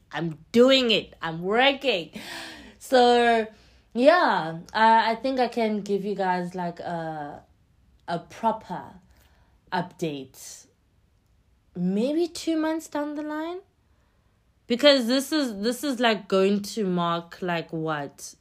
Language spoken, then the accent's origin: English; East London, Eastern Cape, South Africa; English is a second language; now in Johannesburg, South Africa; in East London, where I'm from